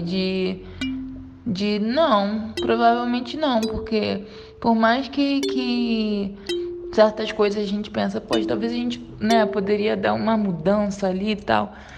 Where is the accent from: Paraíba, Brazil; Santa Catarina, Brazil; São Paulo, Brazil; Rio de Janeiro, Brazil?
Rio de Janeiro, Brazil; Nova Iguaçu; moved away as an adult; now in Minas Gerais, Brazil; Sou do Rio de Janeiro, carioca. Fui morar em Nova Iguaçu com 5 para 6 anos. Morei até os 22 anos em Nova Iguaçu e agora resido em Minas Gerais